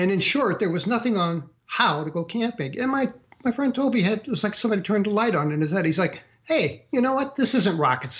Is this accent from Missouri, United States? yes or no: yes; St. Louis, Missouri, United States; moved away as an adult; I grew up in St. Louis, Missouri